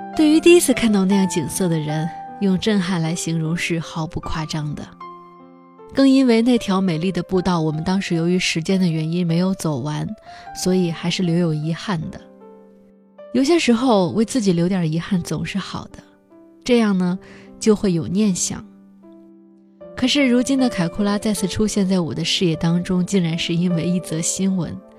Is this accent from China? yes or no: yes; China; 我的妈妈也是别人眼中的中国大妈